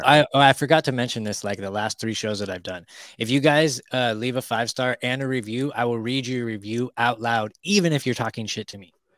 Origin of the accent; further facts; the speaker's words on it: California, United States; moved away; I grew up in California